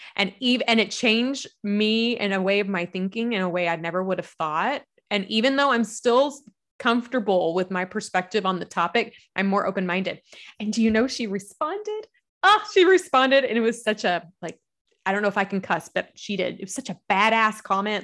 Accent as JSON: {"language": "English", "region": "Kentucky", "country": "United States", "accent": "Southern", "said": "I am a Southern gal. You'll hear the accent. I'm from Kentucky"}